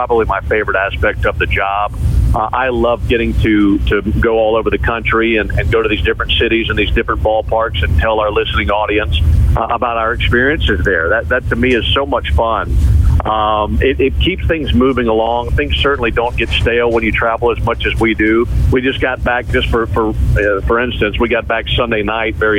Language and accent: English; Mississippi, United States; moved away; growing up in Mississippi